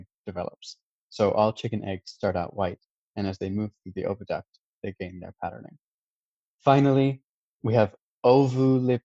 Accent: United States; As an American

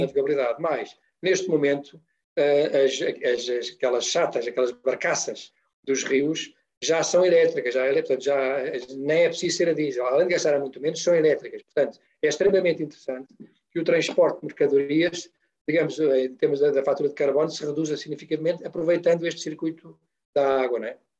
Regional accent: Oeste, Portugal; nós, antes de sermos engenheiros, somos pessoas do Ribatejo e do Oeste, eu sou do Oeste

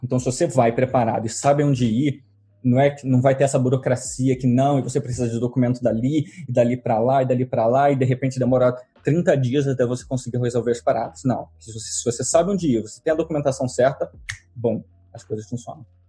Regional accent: Rio de Janeiro, Brazil; moved away as an adult; also born or lived in London, United Kingdom / Cornwall, United Kingdom / Derby, United Kingdom / Bournemouth, United Kingdom; now in Brighton, United Kingdom; eu sou carioca, moro hoje em dia no sul da Inglaterra, em Brighton, mas eu saí do Brasil em 2007.

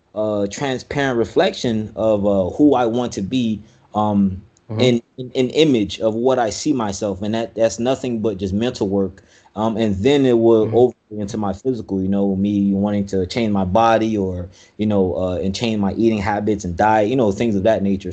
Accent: Miami, Florida, United States; I was raised in Miami, Florida.

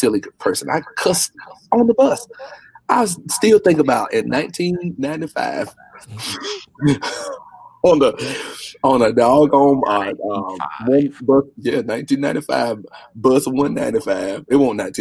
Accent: Warsaw, North Carolina, United States; born and raised in North Carolina? Small town, right. Warsaw

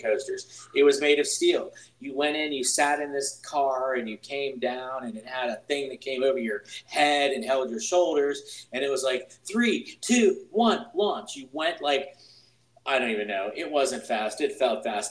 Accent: Pittsburgh, Pennsylvania, United States; I'm from Pittsburgh, Pennsylvania

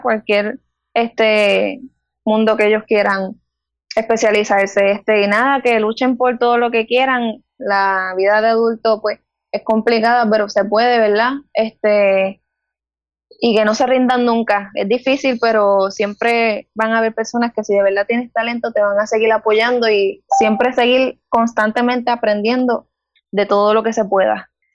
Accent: Guayanilla, Puerto Rico; Tengo 20 años y soy del pueblo de Guayanilla

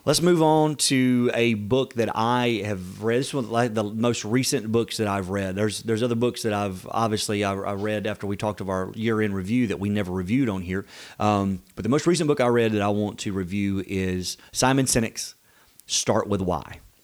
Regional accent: the South, United States; We're from the South

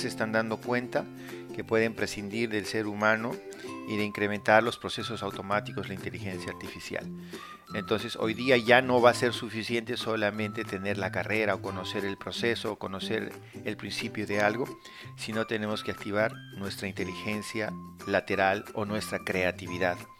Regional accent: Peru; En Perú

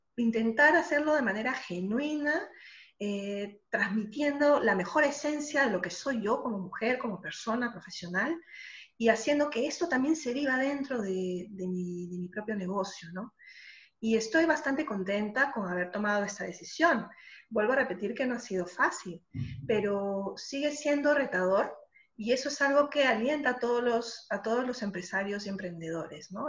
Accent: Lima, Peru; moved away as an adult; now in Madrid, Spain; cuando voy para Lima voy a la casa de mis padres, que es donde siempre he vivido estando allá en La Molina

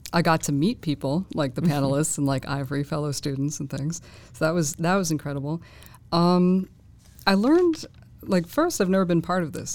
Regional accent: Boston, Massachusetts, United States; moved away; also born or lived in Fort Bragg; I'm from Boston

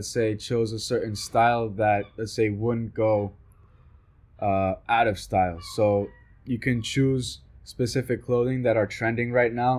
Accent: Colombia; I'm from Colombia

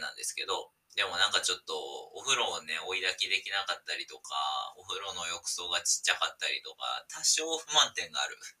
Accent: Osaka, Japan; 大阪出身なんですけど

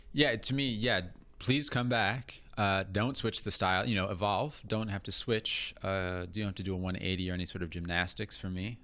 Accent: Cincinnati, Ohio, United States; I'm from Cincinnati

